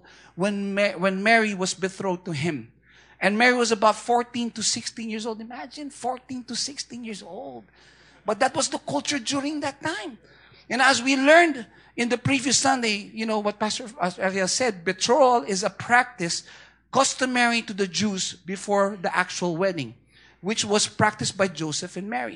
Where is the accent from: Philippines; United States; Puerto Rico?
Philippines; I'm Filipino